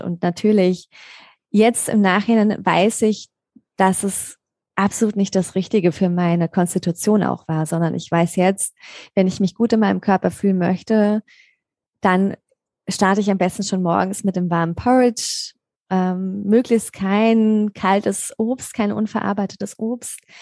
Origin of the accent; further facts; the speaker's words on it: Mainz, Rhineland-Palatinate, Germany; moved away as an adult; now in Black Forest area, Germany; ursprünglich komme ich aus Mainz oder besser gesagt aus der Nähe von Mainz